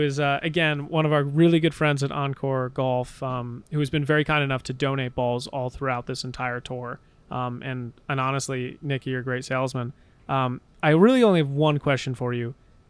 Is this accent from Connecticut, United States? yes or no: yes; New London, Connecticut, United States; Yeah, we're at the harbor in New London. We're back in Connecticut, in my hometown.